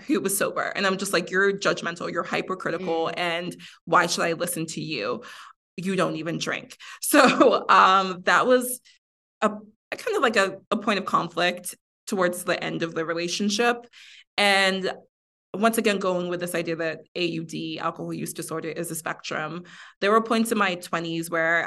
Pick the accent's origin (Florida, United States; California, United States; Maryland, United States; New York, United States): Florida, United States; Miami; also born or lived in Mexico; I grew up in Miami